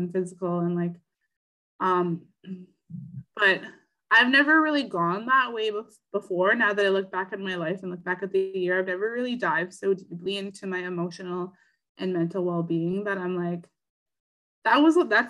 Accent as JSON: {"language": "English", "region": "Northern Ontario", "country": "Canada", "moved": "yes", "lives_now": "Southern Ontario, Canada", "said": "we live in Southern Ontario and we're from the North."}